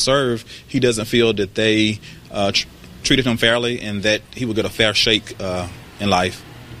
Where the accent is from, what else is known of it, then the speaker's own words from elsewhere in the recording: Mississippi, United States; growing up in Mississippi.